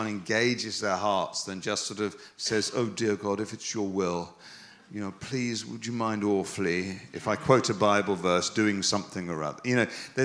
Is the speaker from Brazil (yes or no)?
no; England, United Kingdom; I'm English